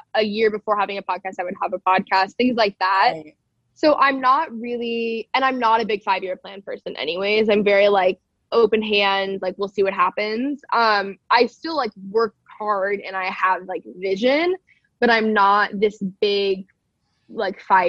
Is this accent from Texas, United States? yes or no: yes; Texas, United States; I grew up in Texas around a lot of like cultural Christianity